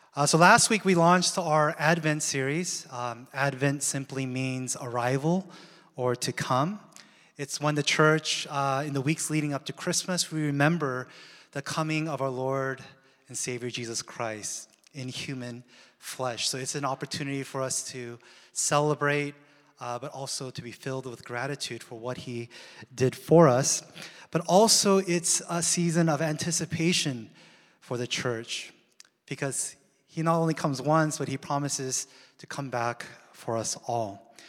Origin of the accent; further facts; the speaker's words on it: Seattle, Washington, United States; now in Southern California, United States; we ended up abruptly moving to Seattle. That's my hometown